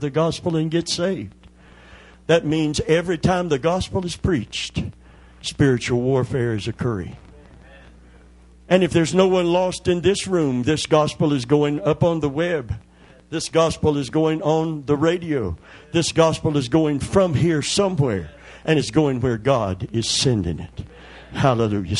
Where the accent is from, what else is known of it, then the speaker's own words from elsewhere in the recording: Kentucky, United States; I'm from Kentucky.